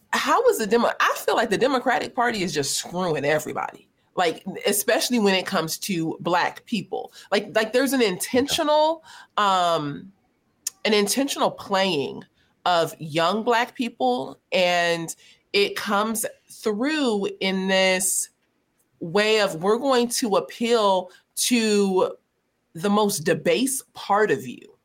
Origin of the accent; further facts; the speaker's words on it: Los Angeles, California, United States; growing up in South Central Los Angeles